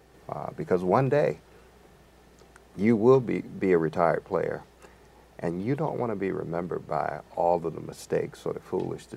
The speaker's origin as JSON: {"language": "English", "town": "Virginia Beach", "region": "Virginia", "country": "United States", "tie": "born or raised there", "said": "my hometown of Virginia Beach"}